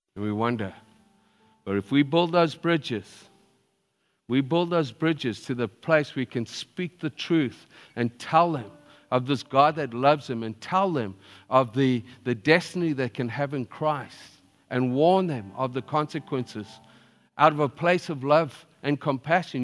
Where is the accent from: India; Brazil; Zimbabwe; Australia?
Zimbabwe; I was born in Zimbabwe